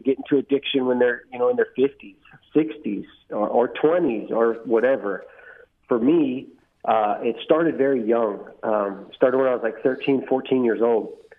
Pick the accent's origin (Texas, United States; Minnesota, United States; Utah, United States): Texas, United States; Bandera; also born or lived in San Antonio, Texas; I grew up out here. Went to school out here